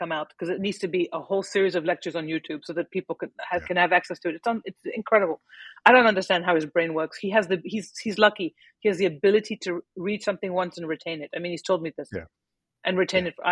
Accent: Paris, Île-de-France, France; moved away as an adult; also born or lived in Lebanon / Milwaukee, Wisconsin; now in United States; growing up in Paris, lots of Lebanese friends

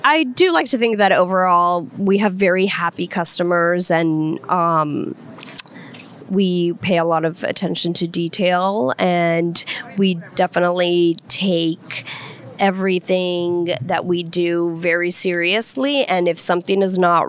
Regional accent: Colombia; moved away; also born or lived in Virginia, United States / Washington, D.C., United States; I was born in Virginia, and I lived there until I was 7 years old, and then I went to live to Colombia.

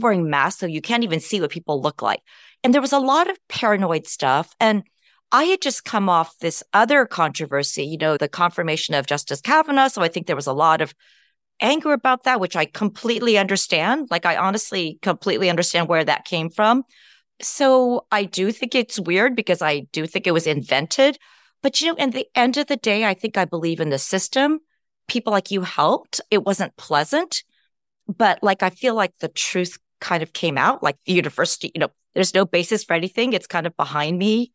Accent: Berkeley, California, United States; moved away as an adult; also born or lived in Champaign, Illinois / West Lafayette, Indiana; I grew up in the Bay Area

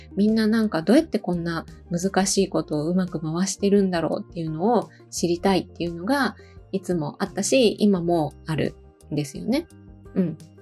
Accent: Osaka, Japan; moved away as an adult; also born or lived in Bangkok, Thailand / Malaysia; now in Matsumoto, Japan; もともとは、えー、大阪出身なんですけど

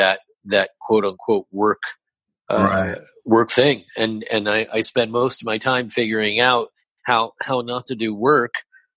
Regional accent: Los Angeles, California, United States; moved away as an adult; also born or lived in Humboldt State University, California; now in New York, United States; I'm born and raised in Los Angeles, in the San Fernando Valley, El Camino Real High School graduate

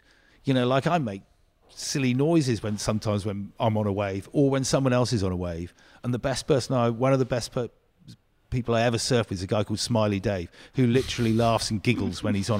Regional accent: South West England, United Kingdom; So I grew up in the on Dartmoor, but my parents always used to take us to the beach.

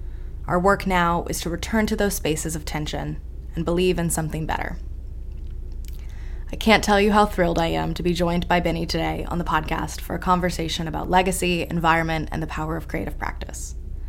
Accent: Charleston, South Carolina, United States; I returned to my hometown of Charleston, South Carolina for the summer

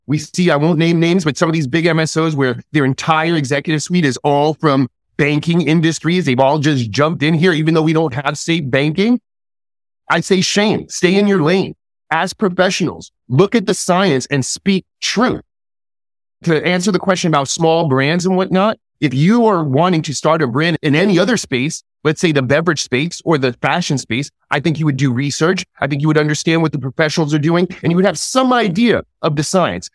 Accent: New York City, New York, United States; moved away as an adult; also born or lived in Rochester; I'm originally from New York City. I grew up in New York City.

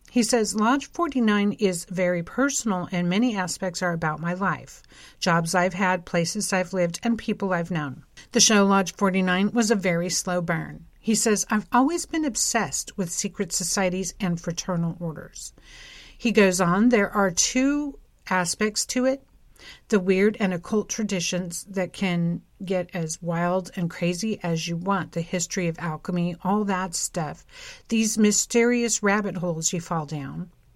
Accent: Long Beach, California, United States; Long Beach, where I'm from.

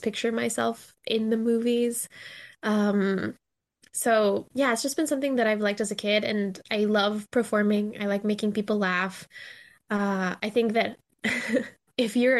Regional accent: Mexico City, Mexico; moved away as an adult; now in Chicago, United States; I'm originally from Mexico City, but I came to Chicago to study acting and theater

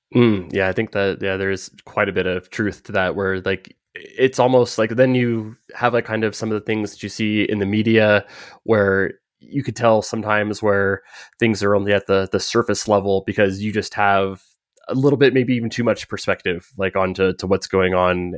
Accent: United States; accent: American; my American accent

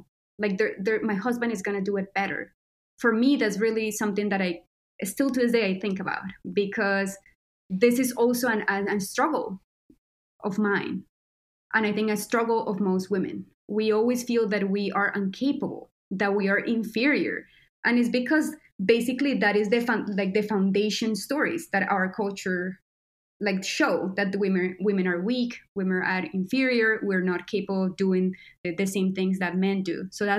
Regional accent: Colombia; born there; I was born in Colombia, so I was also touched by violence.

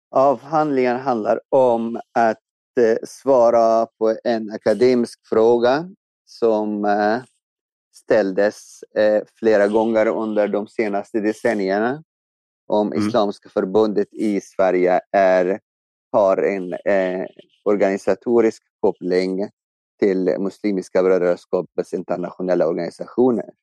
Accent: Egypt; now in Sweden; jag växte upp i Egypten

